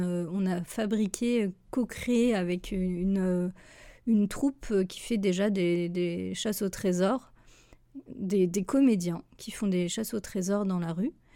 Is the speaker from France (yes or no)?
yes; France; moved away as an adult; also born or lived in Switzerland; en tant que Française